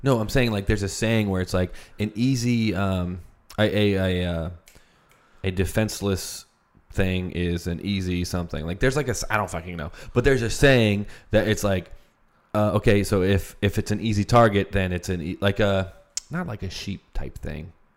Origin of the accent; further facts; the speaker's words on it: United States; I was born in the United States.